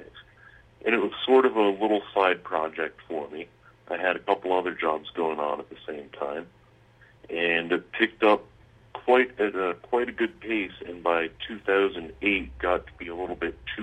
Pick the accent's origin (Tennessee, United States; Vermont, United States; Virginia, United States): Vermont, United States; Manchester; I grew up in Manchester, Vermont, small town of a few thousand people